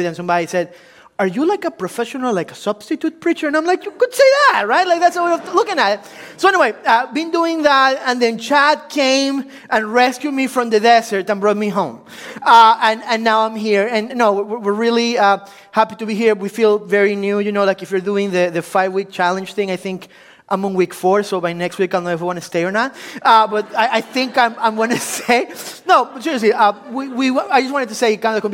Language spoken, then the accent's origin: English; Ecuador; English is a second language; also born or lived in Washington, D.C., United States; now in United States; I'm originally from Ecuador, so if you were wondering where that exotic accent is coming from, it's like, it's Italian, German, like, what his deal? It's from Ecuador